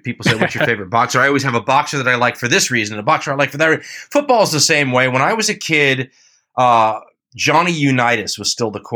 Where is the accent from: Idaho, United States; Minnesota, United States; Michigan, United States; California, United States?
California, United States; Los Angeles; growing up in Los Angeles